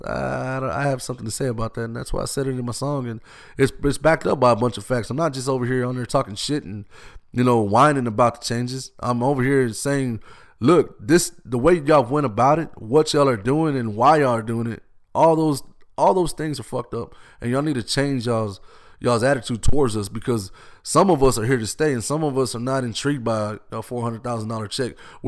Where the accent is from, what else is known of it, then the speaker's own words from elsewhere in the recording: Austin, Texas, United States; I've been here since I was born. Breckenridge, where I grew up, where I was born, that was the only hospital we knew about